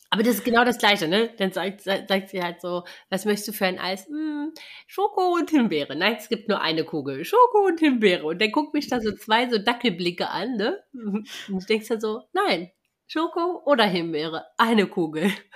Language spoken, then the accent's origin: German; East Germany, Germany; ich bin ja im Osten groß geworden